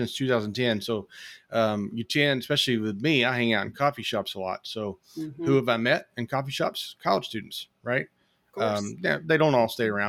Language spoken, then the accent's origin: English; Batesville, Arkansas, United States; I grew up in Batesville